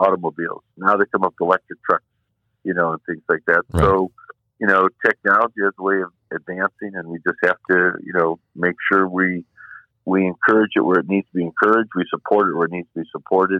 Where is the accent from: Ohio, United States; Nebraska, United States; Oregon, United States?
Ohio, United States; Cleveland; it's Cleveland. I've lived here my whole life.